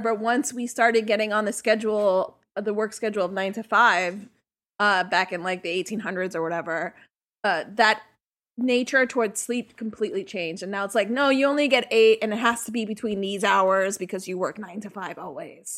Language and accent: English; New York City, New York, United States; I grew up in Sunset Park